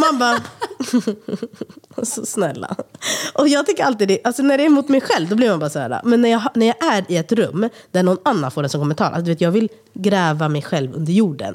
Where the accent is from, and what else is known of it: Sweden; born or raised there